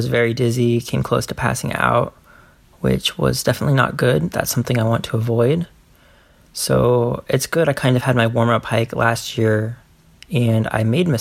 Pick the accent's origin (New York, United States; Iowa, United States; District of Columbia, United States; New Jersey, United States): Iowa, United States; my home state of Iowa